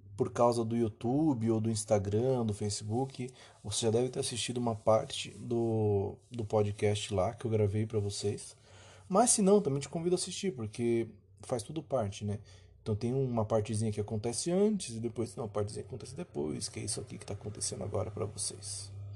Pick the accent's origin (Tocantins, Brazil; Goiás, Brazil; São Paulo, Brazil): São Paulo, Brazil; Eu sou paulista